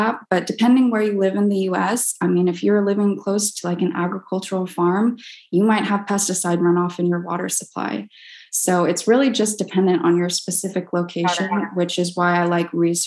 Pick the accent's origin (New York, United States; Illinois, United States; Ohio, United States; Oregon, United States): Oregon, United States; also born or lived in Texas; now in Laguna Beach, United States; I grew up in Oregon most of my life